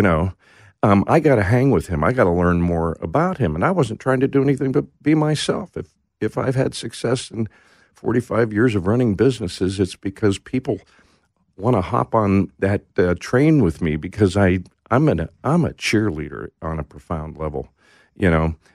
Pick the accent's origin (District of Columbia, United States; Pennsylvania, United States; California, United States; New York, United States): Pennsylvania, United States; Pittsburgh; moved away; I grew up in the Pittsburgh area